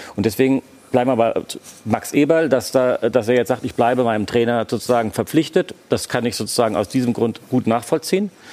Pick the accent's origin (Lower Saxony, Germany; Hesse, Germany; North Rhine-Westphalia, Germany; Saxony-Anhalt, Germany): Hesse, Germany; Frankfurt; now in Berlin, Germany; Frankfurt ist meine Heimatstadt